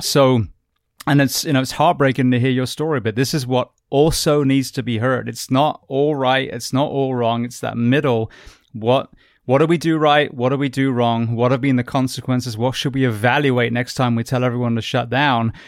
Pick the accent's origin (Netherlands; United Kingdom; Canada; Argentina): United Kingdom; now in United States; I'm British